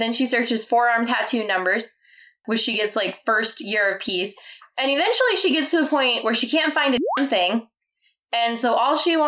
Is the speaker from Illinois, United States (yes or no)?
yes; Illinois, United States; moved away; I grew up in Illinois